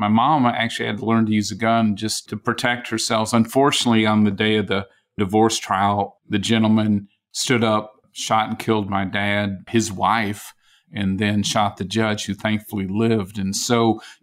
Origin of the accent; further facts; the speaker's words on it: Rapid City, South Dakota, United States; also born or lived in Vermillion, South Dakota; we moved to Rapid City, the Black Hills of South Dakota. That's where we were raised